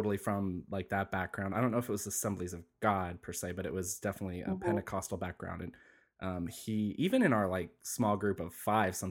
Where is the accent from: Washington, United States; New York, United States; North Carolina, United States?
North Carolina, United States; Asheville; my hometown of Asheville, North Carolina